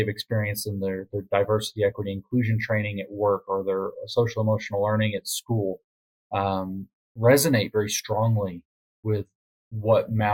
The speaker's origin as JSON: {"language": "English", "country": "United States", "said": "as an American"}